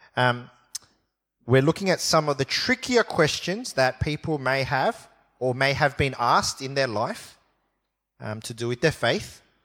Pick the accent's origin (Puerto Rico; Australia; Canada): Australia; Sydney, New South Wales; I was born here in Sydney, and I went to primary school, uh, at a school called Ermington Public School